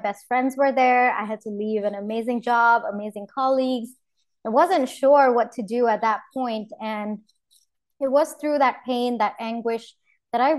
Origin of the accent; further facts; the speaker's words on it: India; moved away as an adult; also born or lived in New York, United States; I come from India